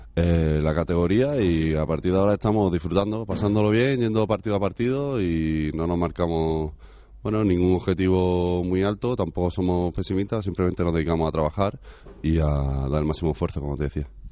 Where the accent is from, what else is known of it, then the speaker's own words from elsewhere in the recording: Granada, Andalusia, Spain; moved away; Yo soy de Granada